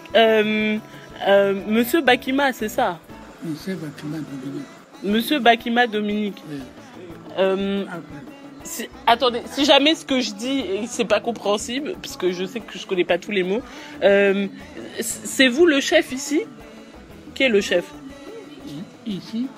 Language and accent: French; France; J'ai 22 ans, j'ai grandi en France, mais toute ma famille est originaire du Congo-Brazzaville